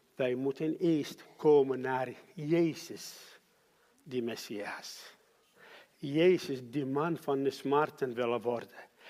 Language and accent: Dutch; Iraq; Dutch is a second language; moved away as an adult; now in Netherlands; ik ben geboren in Irak